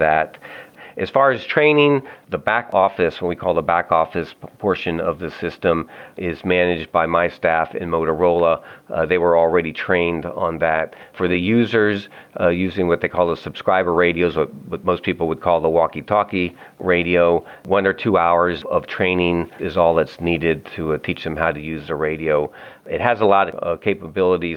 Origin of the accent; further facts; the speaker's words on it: Annapolis, Maryland, United States; I was born and raised in Annapolis, Maryland.